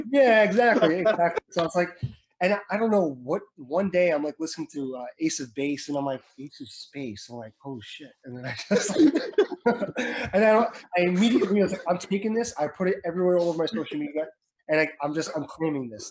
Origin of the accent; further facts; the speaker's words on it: Edison, New Jersey, United States; I was from Edison, New Jersey.